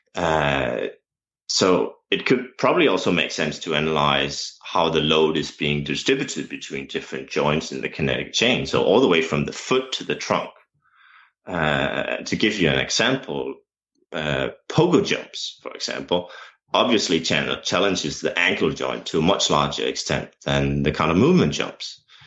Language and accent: English; Denmark; English is a second language; as my accent has probably already revealed, um, English is not my native tongue. Uh, I'm a Danish coach.